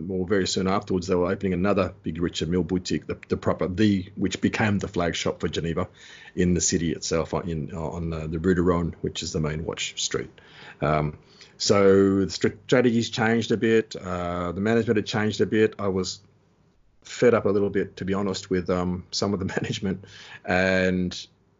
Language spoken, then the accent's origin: English; Australia; moved away as an adult; also born or lived in Switzerland; I'm from Australia.